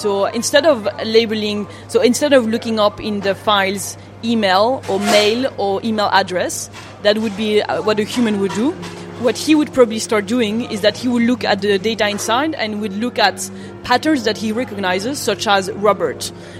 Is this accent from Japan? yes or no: yes; Japan; So I grew up in Japan, and actually the behavior towards health is very different.